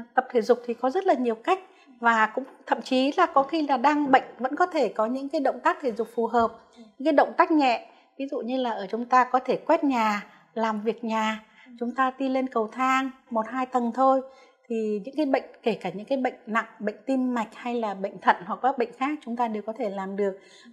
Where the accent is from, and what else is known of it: Vietnam